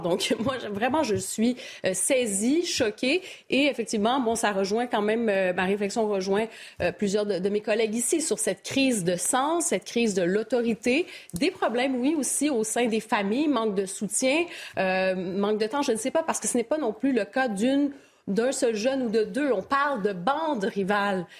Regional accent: Montreal, Quebec, Canada; now in France; je suis originaire de Montréal, au Québec.

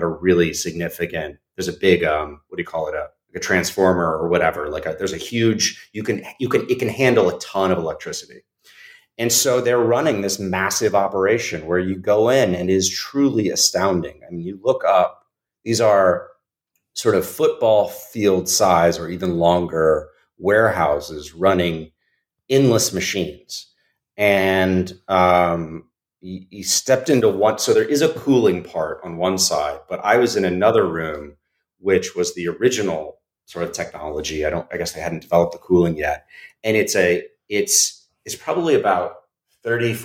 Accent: Austin, Texas, United States; moved away; I grew up in Austin, where South by Southwest takes place

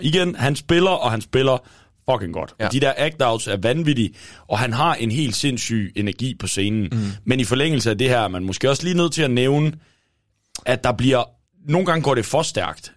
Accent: Thisted, North Denmark Region, Denmark; moved away; hjemme i Tisted. Øh, jeg var, øh, var hjemme og besøgte mine forældre en weekend

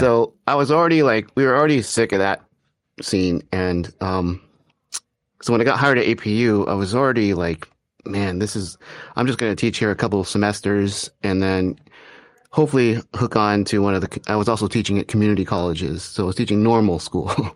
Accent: Arcadia, California, United States; I grew up in Arcadia, California

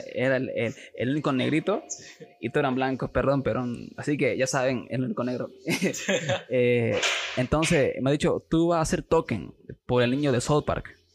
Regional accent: Santa Cruz de la Sierra, Santa Cruz, Bolivia; soy de Santa Cruz, de la, Sierra, nacido aquí

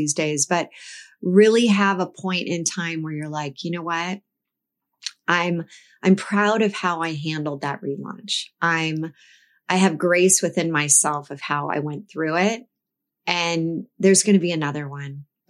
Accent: California, United States; But I laugh because as I think about my career growing up in the Silicon Valley

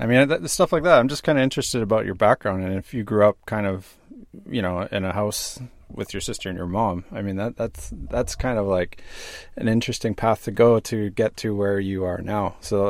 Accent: northern British Columbia, Canada; I grew up in an isolated place in northern British Columbia in Canada. And in this isolated environment, there's not a lot of kind of like, I don't know, people who think outside the box, if you want to put it that way. It's kind of like a homogenous community.

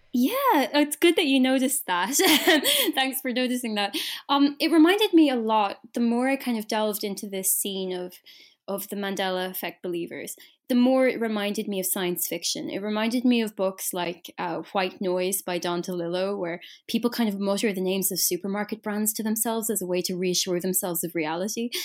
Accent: Ireland; I'm Irish

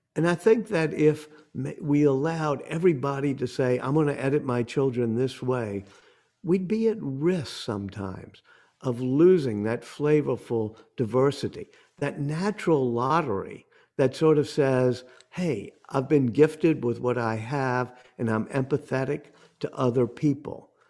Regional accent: New Orleans, Louisiana, United States; I come from New Orleans

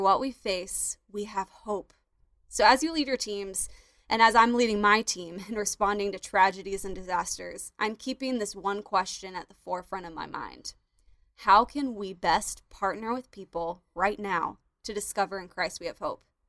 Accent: Florida, United States; my home state, Florida

